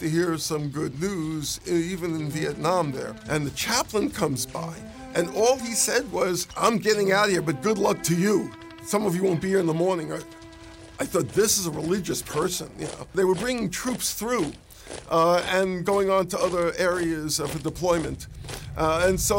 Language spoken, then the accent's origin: English; New York City, New York, United States; I grew up in New York City, so you'll pardon me, I'm still learning English.